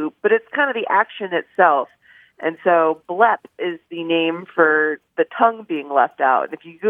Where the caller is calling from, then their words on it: San Diego, California, United States; Hi, this is Emily. I'm calling from San Diego.